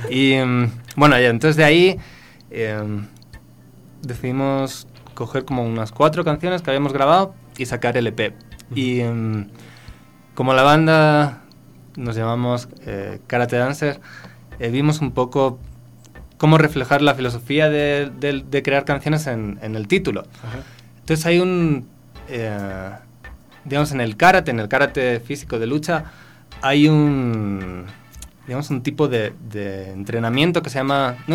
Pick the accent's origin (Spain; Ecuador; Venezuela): Ecuador; accent: Ecuadorian; tengo acento ecuatoriano, cada vez me noto más que ya se me va el, español.